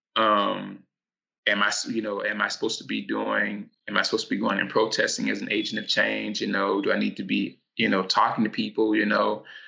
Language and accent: English; Louisville, Kentucky, United States; moved away; also born or lived in Los Angeles; Kentucky. That's that's where I was raised